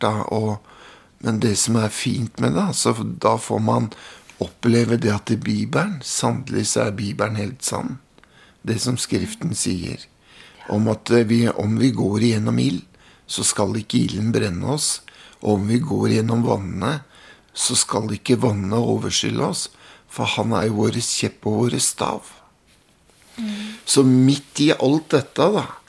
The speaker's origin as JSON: {"language": "Norwegian", "town": "Mjøndalen", "region": "Buskerud", "country": "Norway", "tie": "born or raised there", "said": "Hjemme i Mjøndalen så var det sånn at det var to miljøer"}